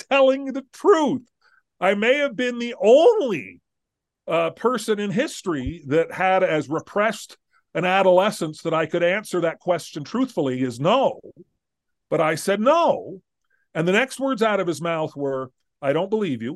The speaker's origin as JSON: {"language": "English", "region": "Southern California", "country": "United States", "tie": "born or raised there", "said": "I grew up in Southern California"}